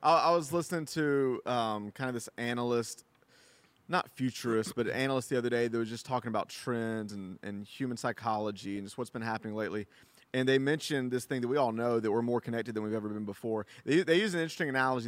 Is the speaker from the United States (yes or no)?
yes; United States; as an American